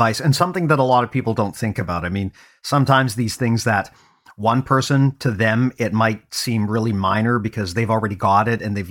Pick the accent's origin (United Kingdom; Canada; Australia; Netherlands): Canada; accent: Canadian; Had no idea that that was one of the tells that I'm from Canada.